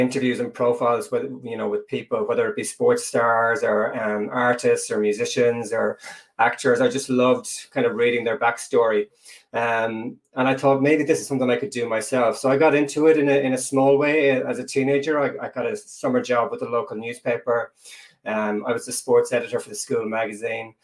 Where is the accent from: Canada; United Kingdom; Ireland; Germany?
Ireland; Tuam, Connacht; moved away as an adult; now in New Zealand; I'm from a place called Tuam in Galway in the west of Ireland. And I grew up on a dairy farm.